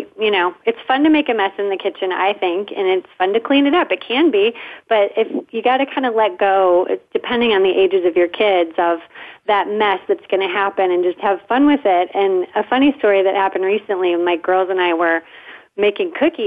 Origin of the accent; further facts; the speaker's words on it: South Bend, Indiana, United States; accent: Midwest; we're actually from the Midwest, South Bend, Indiana